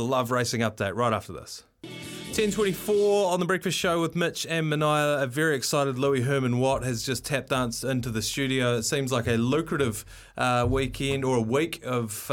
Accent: Waimate, Canterbury, New Zealand; Technically part of Waimate, my hometown's district as well

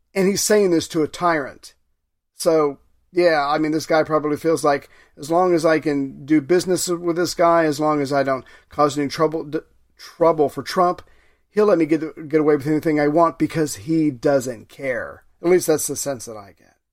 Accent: United States; I'm an American

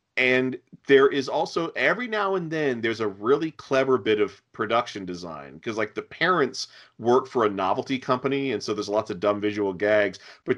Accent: Norfolk, Virginia, United States; born or raised there

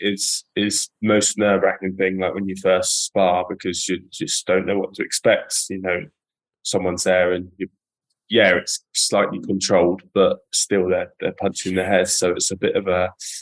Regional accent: Epsom, South East England, United Kingdom; I was born in Epsom.

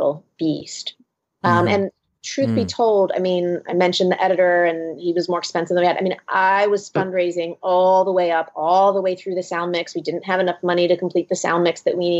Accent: Philadelphia, Pennsylvania, United States; my hometown, Philadelphia

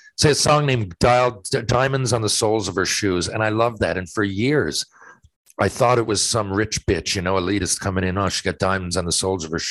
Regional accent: St. John's, Newfoundland and Labrador, Canada; also born or lived in Mount Pearl; I love not only playing for my home province, but my hometown. I was born in St. John's. And, you know, I live in Mount Pearl, but I was born in St. John's. I grew up watching the Caps

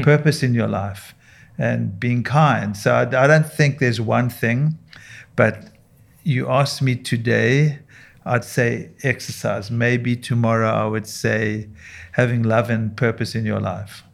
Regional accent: South Africa; moved away as an adult; now in United States; I, I grew up and trained in South Africa

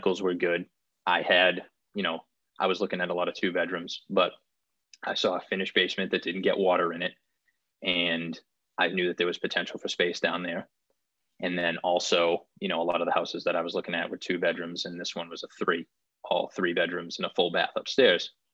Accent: Wakefield, Massachusetts, United States; I grew up in Wakefield, Mass. So that was like 10 miles outside of the city of Boston

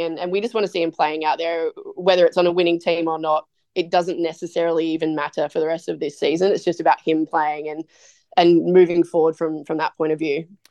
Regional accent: Australia; now in United States; as an Aussie over here

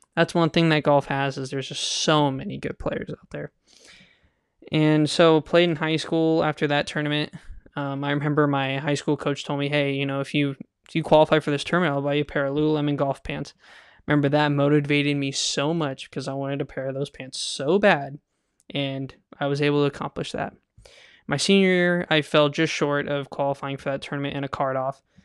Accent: Kingsburg, California, United States; I grew up in Kingsburg, California

